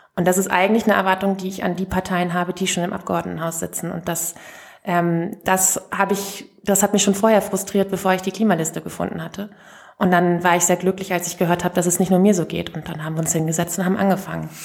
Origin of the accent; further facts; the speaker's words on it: rural Lower Saxony, Germany; da, wo ich herkomme, vom Land in Niedersachsen